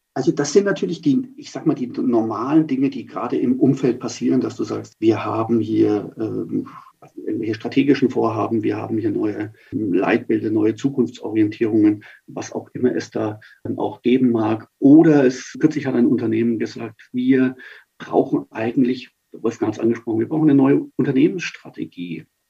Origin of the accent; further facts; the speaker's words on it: Nuremberg, Bavaria, Germany; now in Munich, Germany; ich bin als Nürnberger